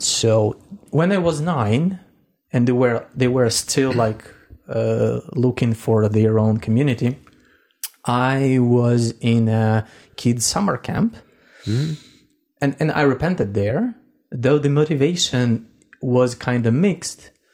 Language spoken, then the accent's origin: English; Russian Far East, Russia; now in Ukraine; I was born in Russia, actually in the far east of Russia, somewhere next to China